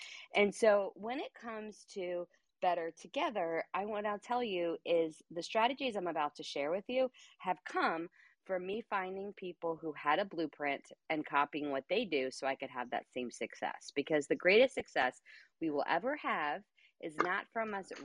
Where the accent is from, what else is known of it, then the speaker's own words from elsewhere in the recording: New York, United States; I talk very fast. I am from New York. We talk fast